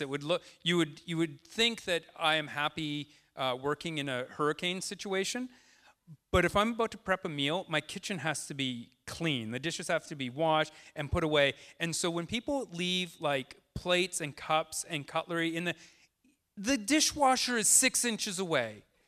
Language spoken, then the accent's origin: English; Tsawwassen, British Columbia, Canada; now in Deep Cove, Canada; I grew up in Towson.